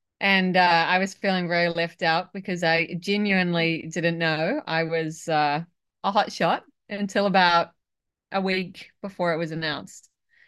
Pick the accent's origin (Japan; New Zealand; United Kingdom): New Zealand; now in Australia; a supposed proud Kiwi New Zealander, but I live in Australia